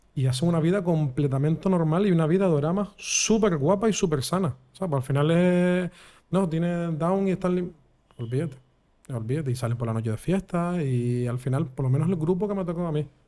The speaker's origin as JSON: {"language": "Spanish", "town": "Vega de San Mateo", "region": "Canary Islands", "country": "Spain", "tie": "born or raised there", "also_born_or_lived": "Guanarteme, Las Palmas de Gran Canaria", "said": "Mi, infancia lo mejor que me ha pasado es ser de pueblo y de loco. Y cuando me vine a Guanarteme, directamente de San Mateo"}